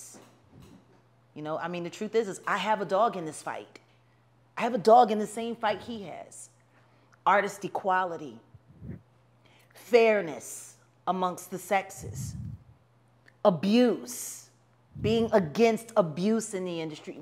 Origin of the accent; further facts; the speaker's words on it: Philadelphia, Pennsylvania, United States; moved away; My hometown